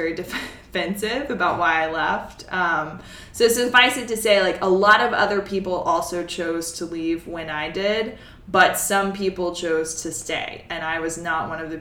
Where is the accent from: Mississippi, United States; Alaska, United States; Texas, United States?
Mississippi, United States; moved away; I'm from Mississippi.